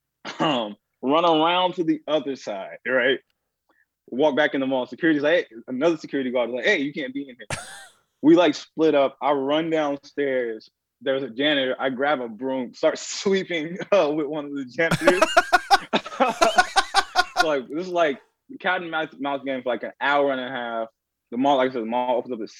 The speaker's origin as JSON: {"language": "English", "town": "St. Louis", "region": "Missouri", "country": "United States", "tie": "born or raised there", "said": "growing up in St. Louis where like people get robbed all the time"}